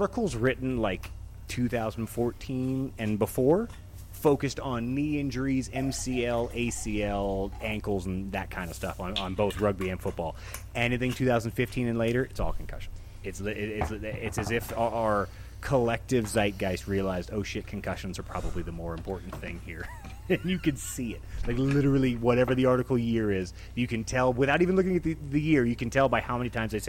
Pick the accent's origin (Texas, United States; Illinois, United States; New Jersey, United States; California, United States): Texas, United States; if you grow up where we grew up in the South, it is so opposite, you know, Southern Texas rock and Southern Texas country